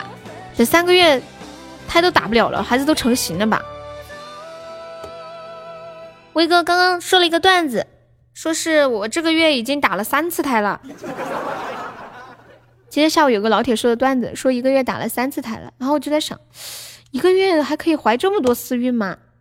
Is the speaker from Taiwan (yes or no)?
no; Sichuan, China; 我是四川的，欢迎木子李，你好。